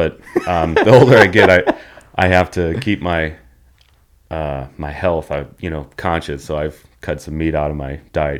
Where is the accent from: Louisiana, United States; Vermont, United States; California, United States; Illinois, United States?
Illinois, United States; Chicago; also born or lived in St. Louis / Texas / North Carolina; And then born in St. Louis. And then after St. Louis, we moved to Texas for a year and then lived in North Carolina and then back to Chicago. Or moved to Chicago. Then I moved back to St. Louis when I was like 17 or 18, stayed there.